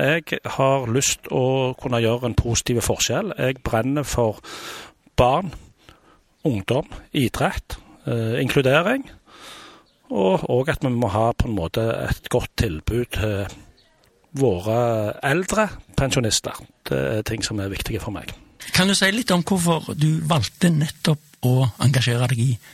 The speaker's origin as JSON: {"language": "Norwegian", "town": "Stavanger", "region": "Rogaland", "country": "Norway", "tie": "born or raised there", "said": "Jeg har bodd i Stavanger hele livet mitt. Født og oppvokst i Kvernavika"}